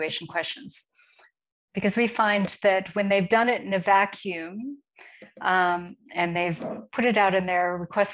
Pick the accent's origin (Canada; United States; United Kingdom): United States; moved away as an adult; now in Johannesburg, South Africa; I am actually an American, but I'm based in Johannesburg, South Africa.